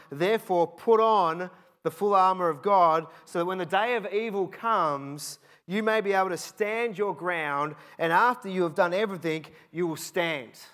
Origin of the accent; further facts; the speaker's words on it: Cheltenham, South West England, United Kingdom; I grew up in Cheltenham